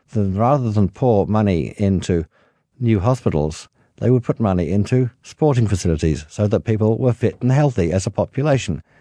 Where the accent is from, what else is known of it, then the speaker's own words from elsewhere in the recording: Australia; every Australian from the cradle on play sport. We're uh, very proud of our sporti